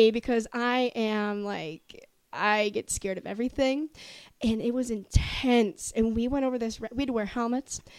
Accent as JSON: {"language": "English", "area": "Finger Lakes region", "region": "New York", "country": "United States", "moved": "yes", "lives_now": "Richmond, United States", "said": "I'm from the Finger Lake region, and we like wine"}